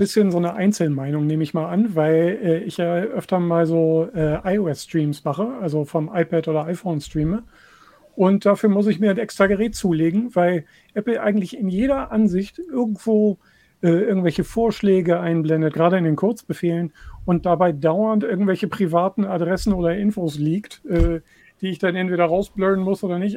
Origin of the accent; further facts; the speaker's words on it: Hanover, Lower Saxony, Germany; in meiner Heimatstadt Hannover hier